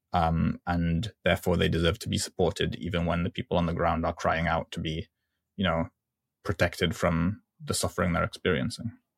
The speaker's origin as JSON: {"language": "English", "country": "Libya", "said": "I'm from Libya"}